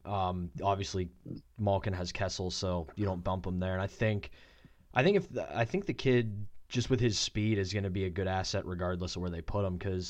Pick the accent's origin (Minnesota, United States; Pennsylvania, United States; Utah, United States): Pennsylvania, United States; Pittsburgh; a buddy of mine who I grew up in Pittsburgh with and played hockey with growing up